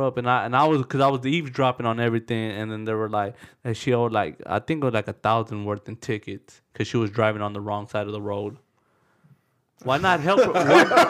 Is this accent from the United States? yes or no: no; Mexico; I ain't got no papers. I'm from Mexico.